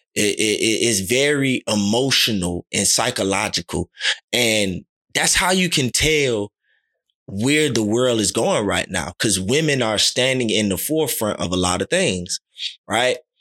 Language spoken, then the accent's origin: English; Miami, Florida, United States; growing up in Little League, our motto was, "Talk less and do more." Liberty City Vikings